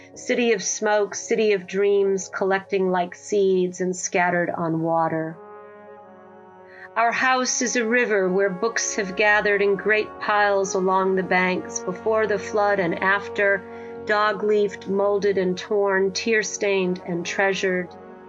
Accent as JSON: {"language": "English", "region": "New England", "country": "United States", "said": "As if a river sort of pulls through time and all the places I've lived with my husband, because we're from New England originally."}